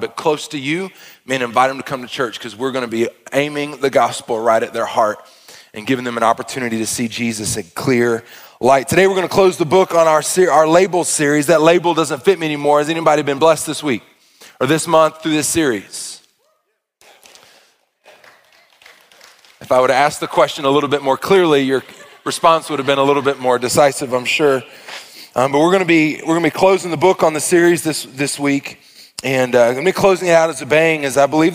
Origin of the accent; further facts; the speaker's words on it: Arkansas, United States; I am from Arkansas